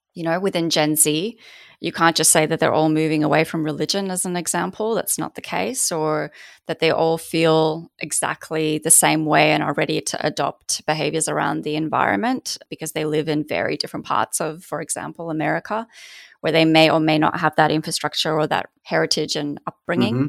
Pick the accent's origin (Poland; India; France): Poland; also born or lived in Australia; now in United States; being raised in Poland myself